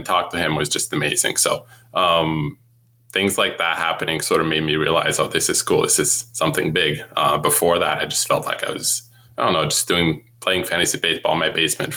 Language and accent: English; near Montreal, Quebec, Canada; English is a second language; I grew up near Montreal